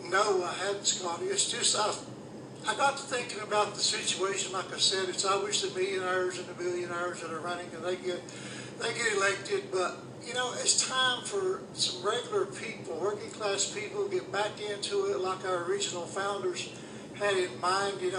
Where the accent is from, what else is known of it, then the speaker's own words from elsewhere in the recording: Johnson City, Tennessee, United States; also born or lived in Kingsport, Tennessee; born in Kingsport, Tennessee, and I grew up in Johnson City. I've lived here all my life.